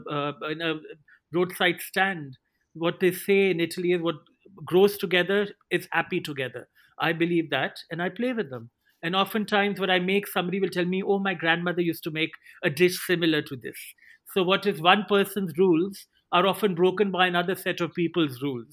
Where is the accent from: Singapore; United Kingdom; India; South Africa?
India; I saw growing up in India